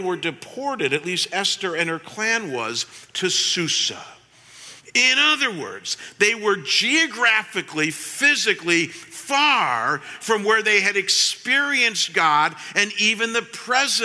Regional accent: Cleveland, Ohio, United States; moved away as an adult; when I was pastoring in my hometown back in Cleveland

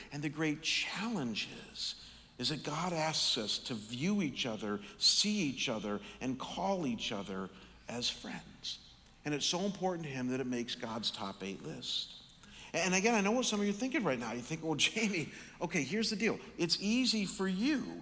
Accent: Chagrin Falls, Ohio, United States; my hometown of Chagrin Falls, Ohio.

